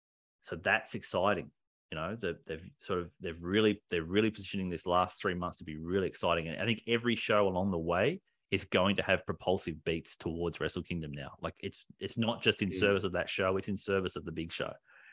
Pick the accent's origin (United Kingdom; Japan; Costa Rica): Japan; English is a second language; I'm a Japanese! I grew up in Japan